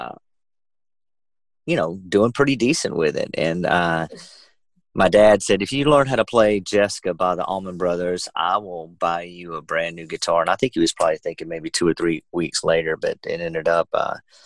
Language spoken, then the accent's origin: English; Georgia, United States; I'm a pretty musical family growing up in Georgia